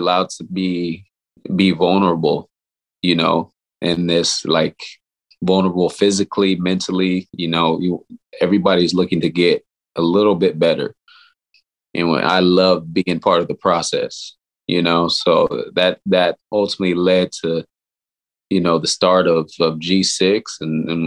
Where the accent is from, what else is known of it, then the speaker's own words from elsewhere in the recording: Los Angeles, California, United States; also born or lived in Orange County, California / San Diego, California; now in Sacramento, United States; I'm from Southern California, grew up in Los Angeles, California, spent some time in Orange County toward my high school years